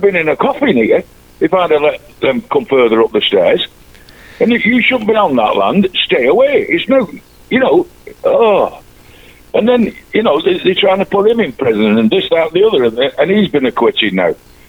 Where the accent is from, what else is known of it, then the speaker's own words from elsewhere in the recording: Manchester, North West England, United Kingdom; And I said to you, I'm your lovable mank.